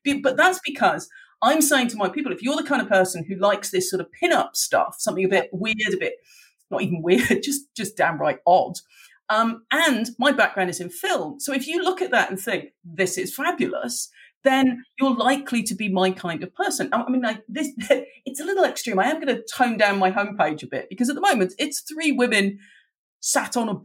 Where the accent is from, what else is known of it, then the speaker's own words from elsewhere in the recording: Dublin, Leinster, Ireland; I grew up in Dublin